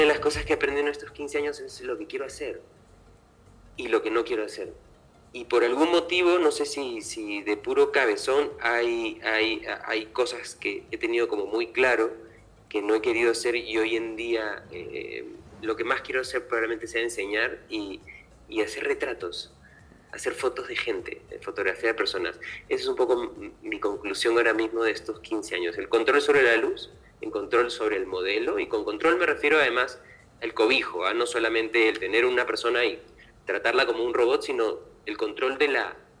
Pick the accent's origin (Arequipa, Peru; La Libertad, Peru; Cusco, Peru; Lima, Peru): Lima, Peru; moved away as an adult; also born or lived in Seville, Spain; Lima, que es de donde yo soy, porque yo nací en Lima